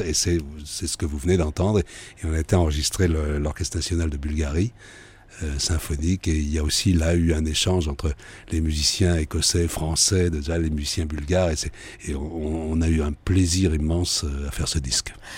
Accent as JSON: {"language": "French", "country": "France", "said": "on est en France, je vis en France, je suis français"}